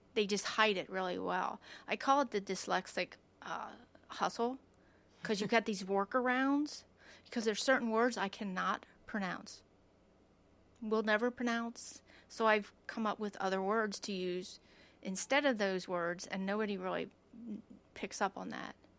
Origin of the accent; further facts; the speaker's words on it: United States; I grew up in Lancaster County